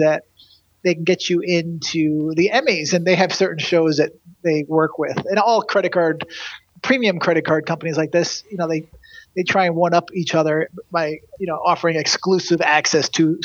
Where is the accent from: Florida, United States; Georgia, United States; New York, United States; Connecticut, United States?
Connecticut, United States; now in Los Angeles, United States; I grew up in Connecticut